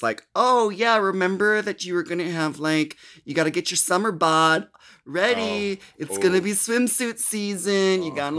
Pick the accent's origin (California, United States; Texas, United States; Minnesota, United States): Minnesota, United States; Because, like, I'm from Minnesota, so, like, summer is, like, more than half, 9 months out of the year.